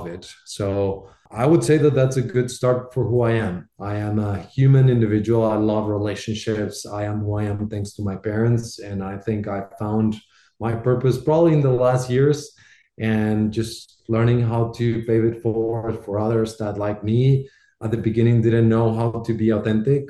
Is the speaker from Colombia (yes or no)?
yes; Bogotá, Bogotá Capital District, Colombia; moved away; Proudly Colombian. I was born and raised in Bogota in Colombia.